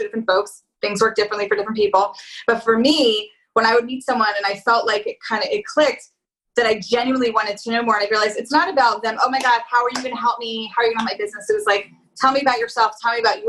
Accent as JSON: {"language": "English", "town": "Philadelphia", "region": "Pennsylvania", "country": "United States", "said": "I'm from Philly"}